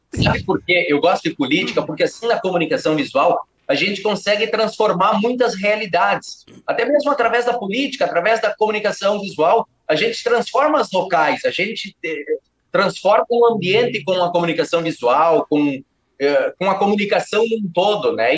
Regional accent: Palmitinho, Rio Grande do Sul, Brazil; eu sou do interior do estado do Rio Grande do Sul, cidade mais conhecida como Palmitinho

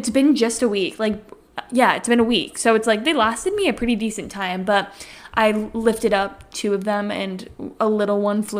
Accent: Connecticut, United States; as we just said, we're from Connecticut

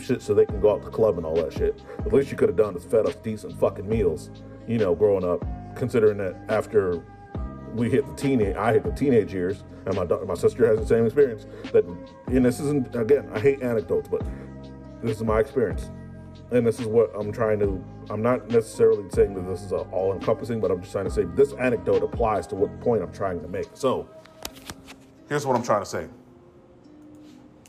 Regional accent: Midwest, United States; I'm from the Midwest

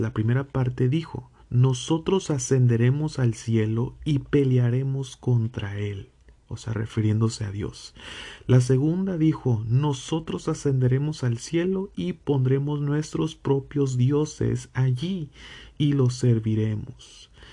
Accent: Mexico; yo que provengo de México

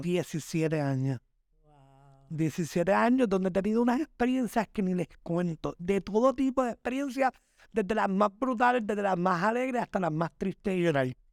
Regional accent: Puerto Rico; Yo simplemente soy un trabajador puertorriqueño

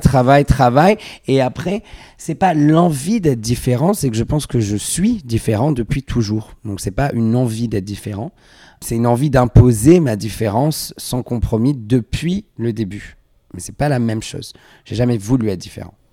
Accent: Vallauris, Provence-Alpes-Côte d'Azur, France; also born or lived in Grasse; je viens du sud de la France, je suis né à Grasse, j'ai grandi à Valoris, près de Cannes

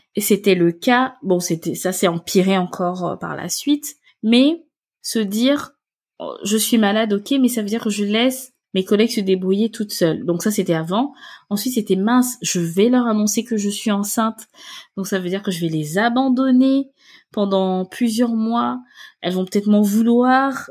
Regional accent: Gabon; moved away as an adult; now in France; je viens du Gabon et en fait, je suis venue en France pour faire mes études

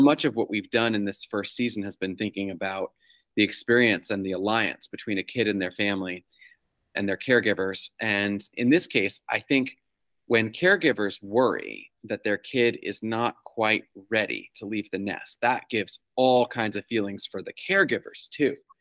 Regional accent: New York, United States; now in Massachusetts, United States; I grew up in New York

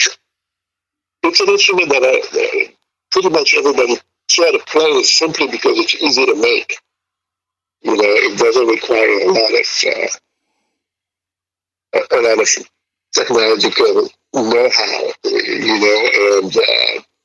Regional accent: Ségou, Ségou Region, Mali; moved away; I grew up in Sigu, which is in Mali, on the banks of the Niger River

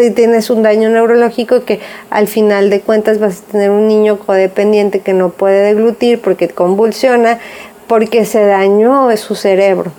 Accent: Jalisco, Mexico; nosotras somos de aquí de Jalisco

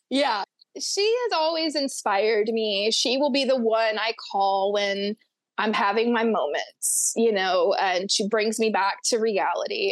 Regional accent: Florida Panhandle, United States; I grew up on the panhandle of Florida. I grew up in Florabama

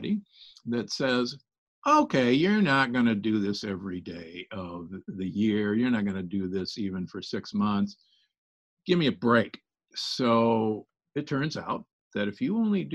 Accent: Omaha, Nebraska, United States; born or raised there; moved away; also born or lived in Milwaukee, Wisconsin

